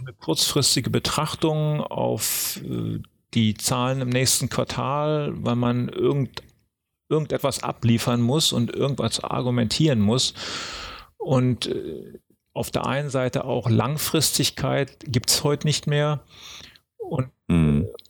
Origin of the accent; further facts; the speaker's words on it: Berlin, Germany; ich bin aufgewachsen in Berlin-Lichterfelde